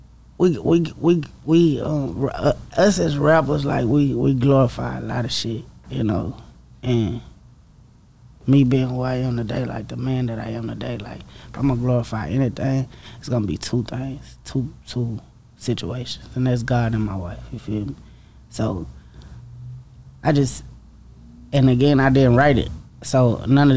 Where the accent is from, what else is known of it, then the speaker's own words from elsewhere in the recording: Dallas, Texas, United States; my hood, like East Dallas, you know, growing up in East Dallas